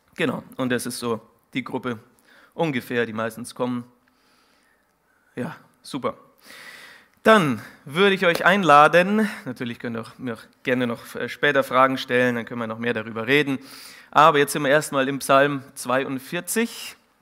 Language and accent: German; Munich, Bavaria, Germany; moved away; also born or lived in Siegen; ich bin ursprünglich aus dem Münchner Norden